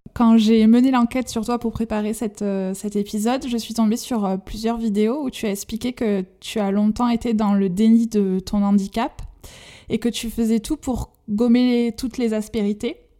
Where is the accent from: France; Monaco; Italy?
France; accent: chantant (sing-song); mon accent chantant